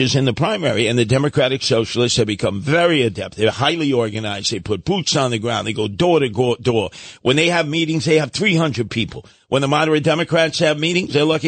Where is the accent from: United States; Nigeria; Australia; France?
United States; New York City, New York; I grew up in Brooklyn